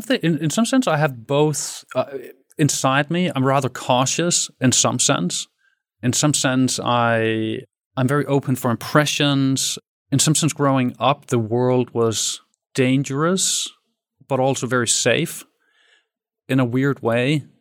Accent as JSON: {"language": "English", "country": "Denmark", "tie": "born or raised there", "said": "I grew up in Danish suburbia. So I'm, I'm Danish. I'm born in Denmark in a city with thirty thousand"}